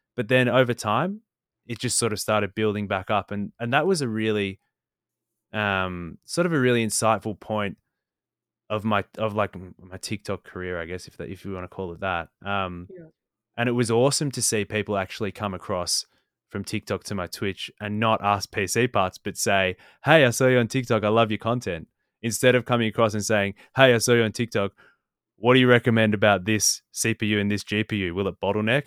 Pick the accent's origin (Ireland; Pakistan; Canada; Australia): Australia; I'm Australian.